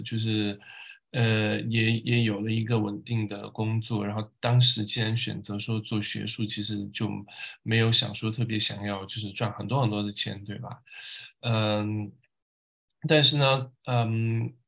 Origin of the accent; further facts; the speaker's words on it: Tibetan areas of Sichuan, China; moved away as an adult; now in Paris, France; 我是小时候在四川的藏区成长，读书，呃，一直读到上大学